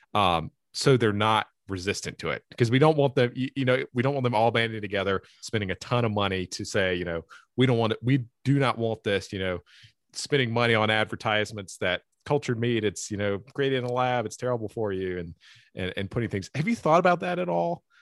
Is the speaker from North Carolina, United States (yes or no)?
yes; Eastern North Carolina, United States; I'm from Eastern North Carolina